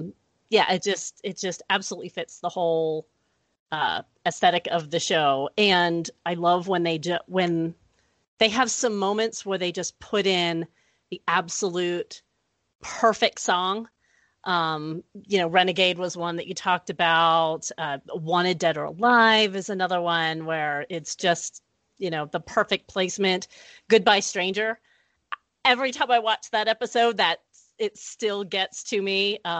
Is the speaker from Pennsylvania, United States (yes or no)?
yes; Pittsburgh, Pennsylvania, United States; I grew up in Pittsburgh where, you know, like, mullets are still not quite extinct.